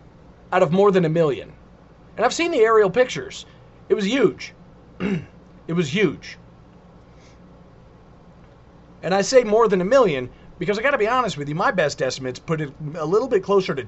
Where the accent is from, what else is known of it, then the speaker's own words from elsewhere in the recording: New York City, New York, United States; I was born in New York City.